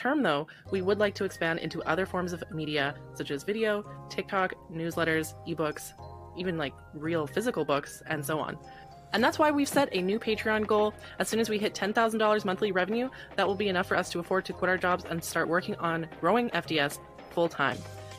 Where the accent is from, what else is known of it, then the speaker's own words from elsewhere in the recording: Canada; as a Canadian